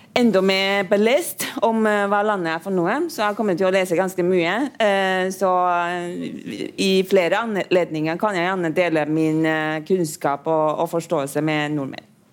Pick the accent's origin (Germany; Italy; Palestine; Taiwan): Taiwan; now in Norway; jeg kommer jo fra Taiwan